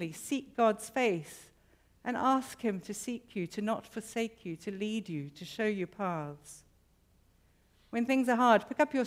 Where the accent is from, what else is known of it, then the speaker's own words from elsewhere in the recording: South Africa; I have to recognize myself as a South African